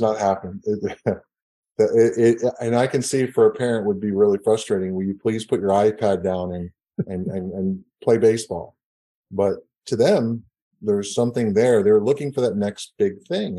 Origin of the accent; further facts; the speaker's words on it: Northeast, United States; now in Houston, United States; I grew up in the Northeast, and things are very traditional